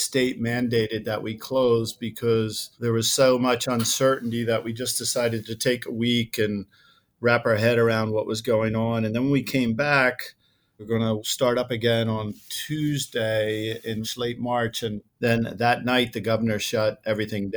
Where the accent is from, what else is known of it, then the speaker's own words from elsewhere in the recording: outside of Philadelphia, Pennsylvania, United States; moved away as an adult; also born or lived in New Jersey; now in Scottsdale, United States; I grew up outside of Philadelphia